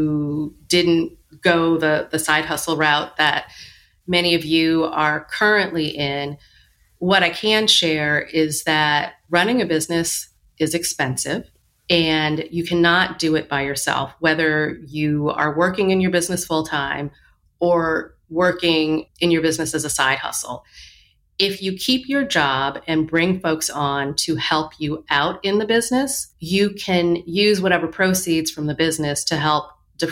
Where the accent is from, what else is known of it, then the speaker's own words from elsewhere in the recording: Michigan, United States; now in New York, United States; I grew up in Michigan